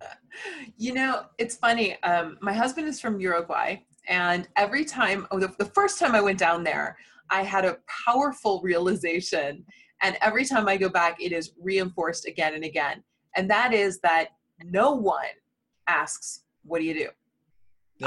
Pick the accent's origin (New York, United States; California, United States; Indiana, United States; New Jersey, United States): Indiana, United States; My fellow Hoosier